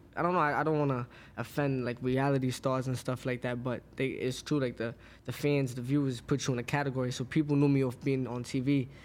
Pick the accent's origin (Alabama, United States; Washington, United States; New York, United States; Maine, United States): New York, United States; Brooklyn; Brooklyn, Crown Heights.